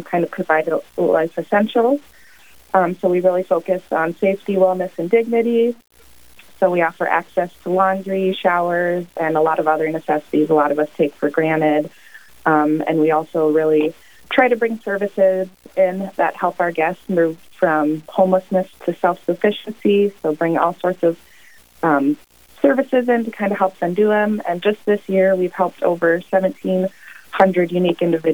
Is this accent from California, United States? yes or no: no; Pierre, South Dakota, United States; moved away as an adult; now in Sioux Falls, United States; I grew up in Pierce, South Dakota